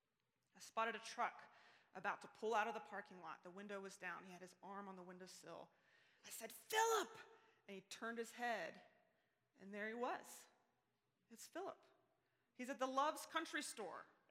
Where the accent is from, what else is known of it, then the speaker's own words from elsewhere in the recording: Ada, Oklahoma, United States; moved away as an adult; now in Colorado Springs, United States; about 15 years after I left, I found myself headed back to Ada, Oklahoma